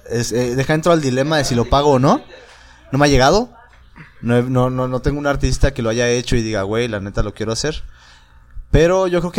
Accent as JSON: {"language": "Spanish", "town": "Monterrey", "region": "Nuevo León", "country": "Mexico", "said": "No somos de Monterrey."}